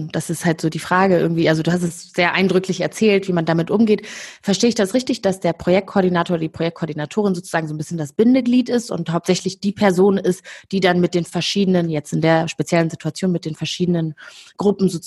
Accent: Rwanda; also born or lived in Kigali; ich bin in Rwanda geboren und aufgewachsen, habe den Genozid überlebt

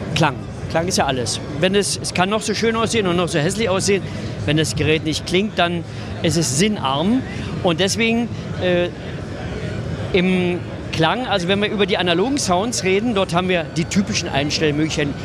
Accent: Berlin, Germany; ich bin Berliner

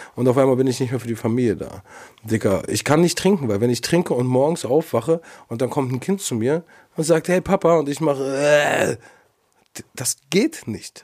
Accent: Berlin, Germany; Ich bin Berliner

